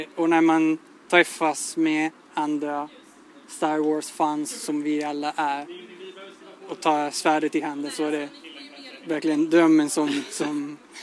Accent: Italy; Swedish is a second language; moved away as an adult; now in Sweden; jag kommer från Italien

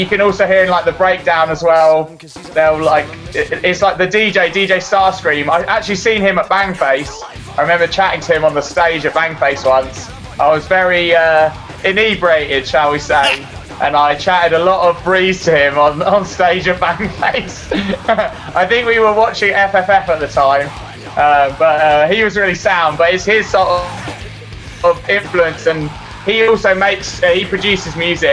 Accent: Cambridge, East of England, United Kingdom; moved away as an adult; also born or lived in Canterbury; now in Brighton, United Kingdom; I grew up in Cambridge. So, went to school there

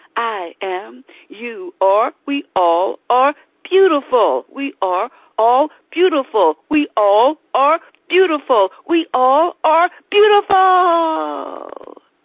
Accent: Alcoa, Tennessee, United States; now in Baltimore, United States; That's where I was born and raised in Alcoa, Tennessee, near the Great Smoky Mountains

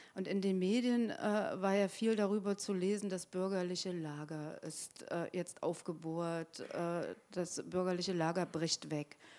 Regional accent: East Germany, Germany; ich bin auch Ostdeutsche

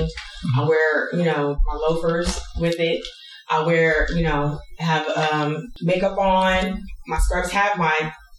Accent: Houston, Texas, United States; Now, this is Houston, it's my hometown. I'm familiar with what it's like growing up in the South.

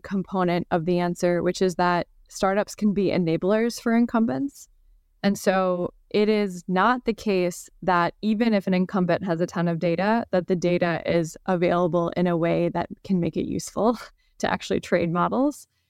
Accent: Wisconsin, United States; now in San Francisco, United States; I grew up sailing in Wisconsin on Lake Michigan

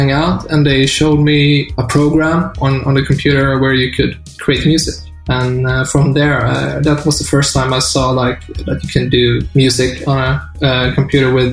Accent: Taormina, Sicily, Italy; moved away; also born or lived in Sweden; In my youth, I grew up in Italy, in Taormina.

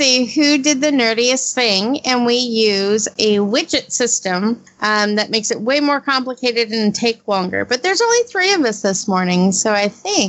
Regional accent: Mississippi, United States; I'm from Mississippi

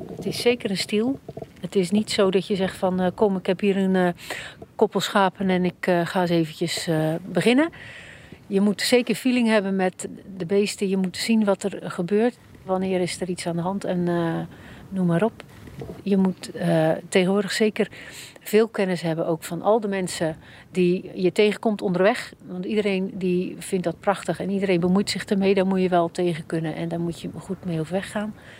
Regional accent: Rotterdam, South Holland, Netherlands; now in Cadzand, Netherlands; Van oorsprong ben ik van Rotterdam

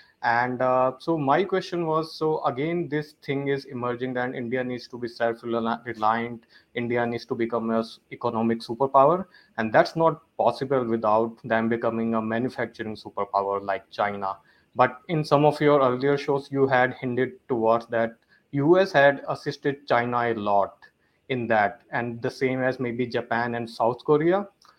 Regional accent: Toronto, Ontario, Canada; I'm from Toronto, Canada.

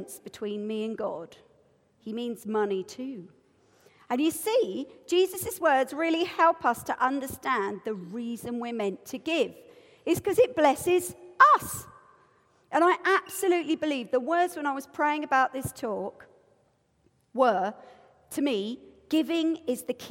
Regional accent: United Kingdom; I'm British.

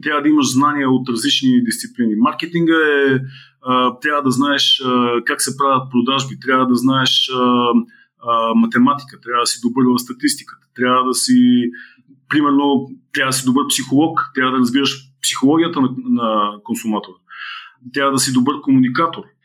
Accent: Blagoevgrad, Blagoevgrad Province, Bulgaria; в родния ми град, в Бългоград

